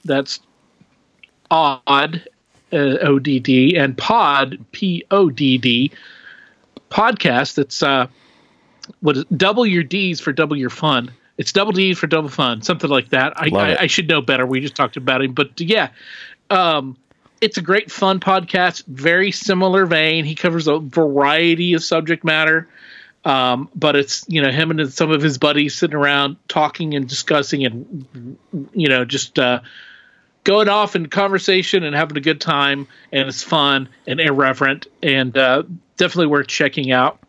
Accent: Oklahoma, United States; We grew up in Oklahoma.

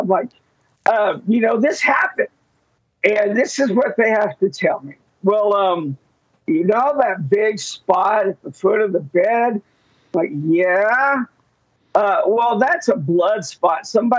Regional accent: Enid, Oklahoma, United States; since we're from Enid, that is where my weird story takes place.

